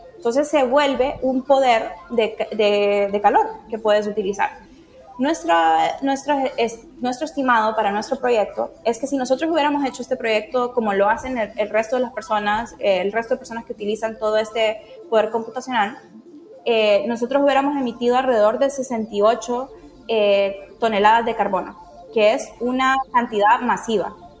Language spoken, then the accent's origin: Spanish; Tegucigalpa, Francisco Morazán, Honduras; yo crecí en Honduras, en Tegucigalpa, que está bastante cerca a, bosque tropical.